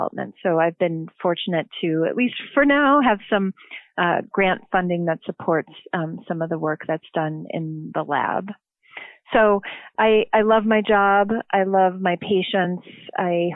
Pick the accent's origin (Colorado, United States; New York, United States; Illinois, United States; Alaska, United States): Illinois, United States; Chicagoland area; I'm originally from the Chicagoland area, northern suburb